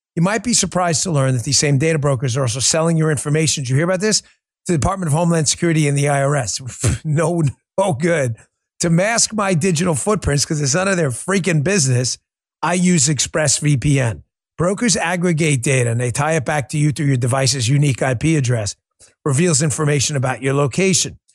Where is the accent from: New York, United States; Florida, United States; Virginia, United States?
New York, United States; I grew up in New York